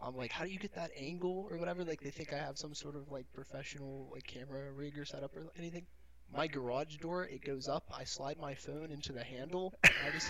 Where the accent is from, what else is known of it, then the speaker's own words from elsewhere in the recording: Irwin, Pennsylvania, United States; the Irwin Art and Jazz Festival. Which is like an art show in my hometown.